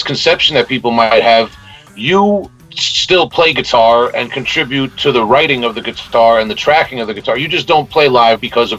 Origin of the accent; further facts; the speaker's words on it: Long Island, New York, United States; we're from Long Island.